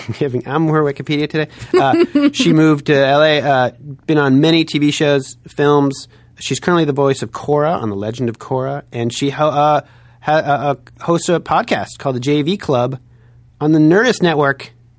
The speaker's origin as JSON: {"language": "English", "town": "Chicago", "region": "Illinois", "country": "United States", "said": "And I'm from Chicago, the Chicago area, but I'm not biased."}